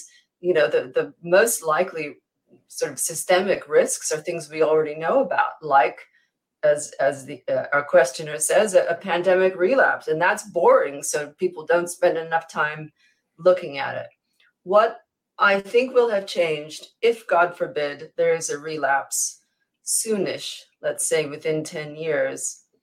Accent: United States; moved away as an adult; now in United Kingdom; I'm American by birth and have been living in the UK for 21 years

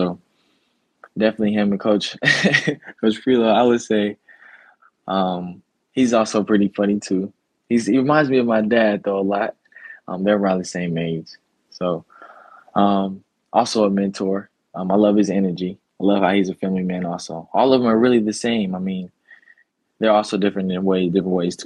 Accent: Chattanooga, Tennessee, United States; I'm from Chattanooga

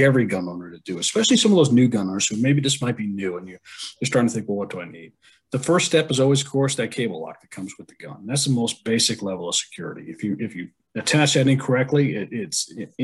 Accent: New England, United States; I'm from the New England area, and of course we grew up learning our Revolutionary War history

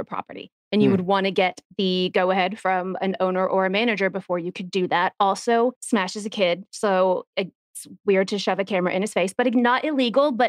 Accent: Texas, United States; growing up in Texas

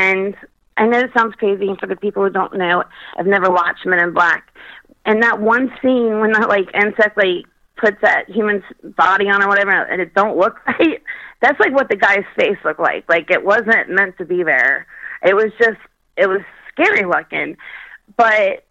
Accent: Kentucky, United States; I was brought up in Kentucky

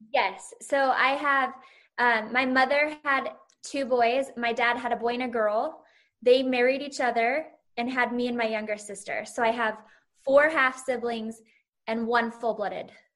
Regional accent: Salt Lake City, Utah, United States; my hometown is now on the map of the Bravo world.

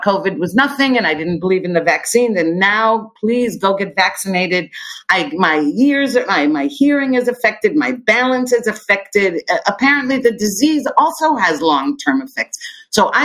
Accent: United States; moved away as an adult; now in Israel; growing up in the United States

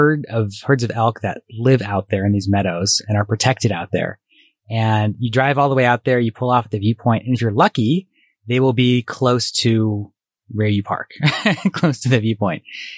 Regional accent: East Coast, United States; And, I grew up partly in the East Coast, so I feel like I'm a little bit of an Italian food snob, just a little bit.

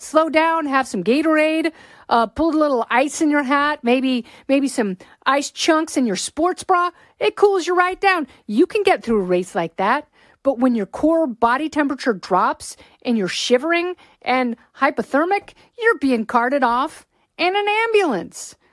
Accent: Pacific Northwest, United States; I grew up in the Pacific Northwest.

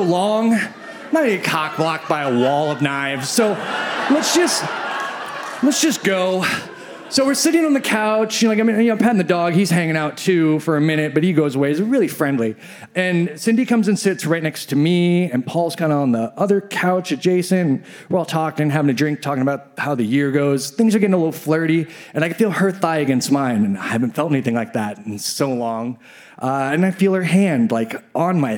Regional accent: Midwest, United States; I grew up in the Midwest

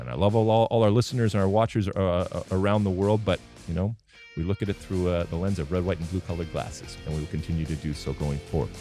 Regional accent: United States; I'm American

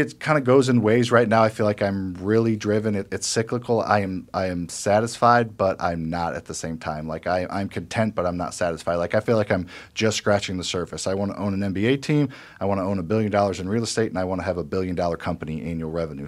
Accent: Midwest, United States; I grew up in the Midwest, m, lower middle class

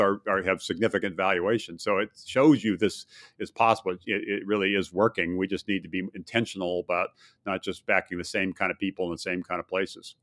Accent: Hawaii, United States; also born or lived in Midwest; now in Virginia, United States; I did grow up in, in Hawaii

